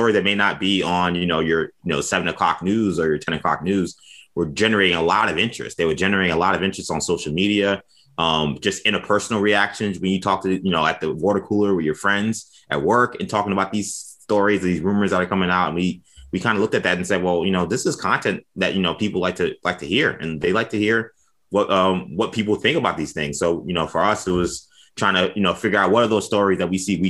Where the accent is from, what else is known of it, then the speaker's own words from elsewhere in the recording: New York City, New York, United States; growing up in New York City